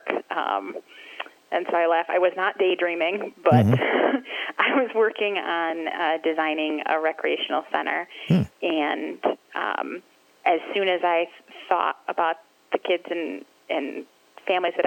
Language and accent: English; Grand Rapids, Michigan, United States; I grew up here in Grand Rapids